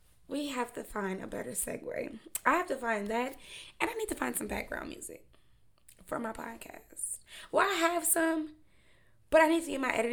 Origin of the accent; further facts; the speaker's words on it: Memphis, Tennessee, United States; I'm from Memphis, so News Channel 3